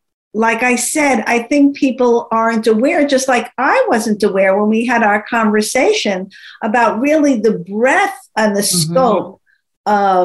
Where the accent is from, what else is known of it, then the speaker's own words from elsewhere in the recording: New York, United States; being a New Yorker